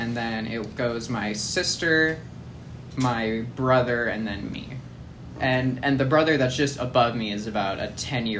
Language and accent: English; Huntington Beach, California, United States; I went to middle school in Huntington.